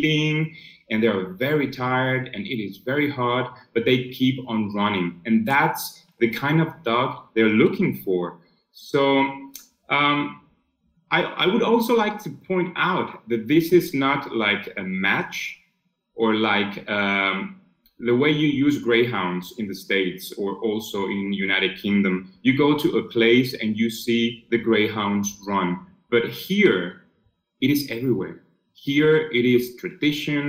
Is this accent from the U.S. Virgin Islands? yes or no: no; Spain; I'm from Spain.